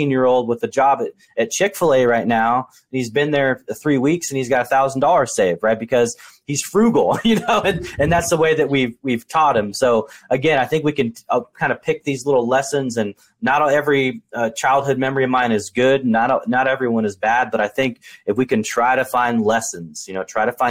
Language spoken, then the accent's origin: English; Portland, Oregon, United States; I was born and raised in Portland, Oregon